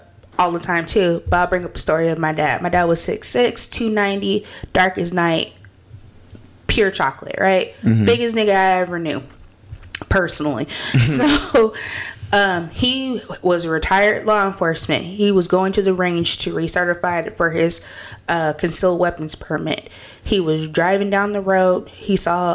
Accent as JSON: {"language": "English", "region": "California", "country": "United States", "said": "I'm from California."}